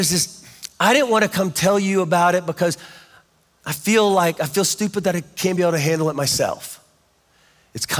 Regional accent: Kansas, United States; I'm from Kansas

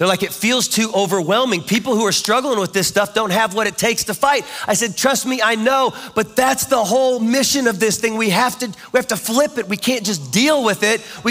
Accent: Kansas, United States; I'm from Kansas

